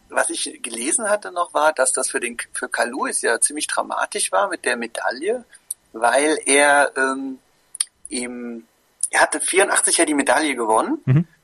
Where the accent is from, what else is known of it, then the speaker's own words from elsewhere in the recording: Koblenz, Rhineland-Palatinate, Germany; moved away; ich komme ja ursprünglich aus Koblenz